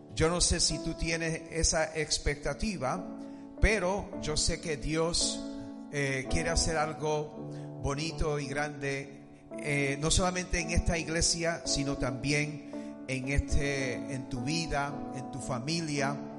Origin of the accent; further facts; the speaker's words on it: United States; Spanish is a second language; como americano